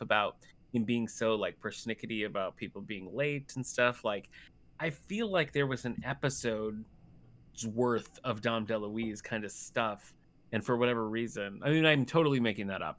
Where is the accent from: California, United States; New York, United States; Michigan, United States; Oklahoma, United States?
Michigan, United States; Battle Creek; moved away; I'm originally from Battle Creek, Michigan